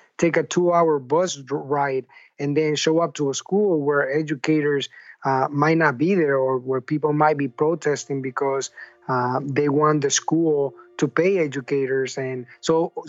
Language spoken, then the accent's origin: English; San Pedro Sula, Cortés, Honduras; now in United States; I grew up in a trash field in Honduras